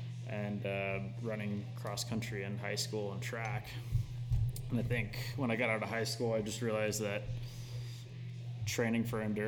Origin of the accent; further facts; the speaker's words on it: Houston, Texas, United States; moved away as an adult; I grew up in Houston. Started racing cross country down there.